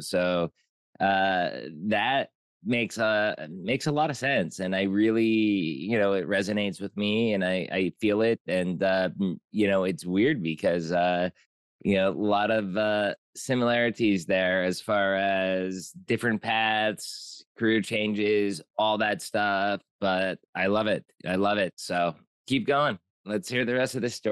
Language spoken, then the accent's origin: English; Pottsville, Pennsylvania, United States; moved away as an adult; also born or lived in Mexico; I moved from Pottsville, Pennsylvania, Coal Country, P A, all the way down to Mexico, lived there for about fifteen years